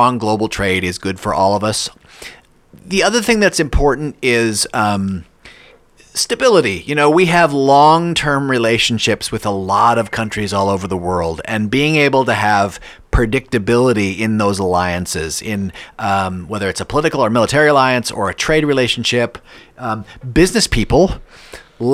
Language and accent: English; Minnesota, United States; moved away as an adult; also born or lived in Canada / Pakistan; now in United Arab Emirates; I'm from Minnesota, and I vote in Minnesota